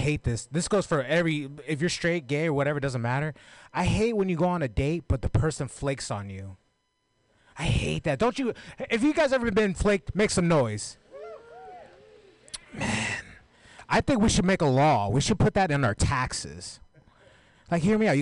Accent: San Francisco, California, United States; I'm born and raised in Frisco

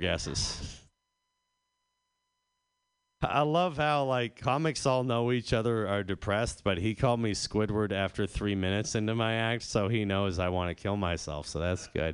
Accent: Northeast, United States; I'm from the Northeast

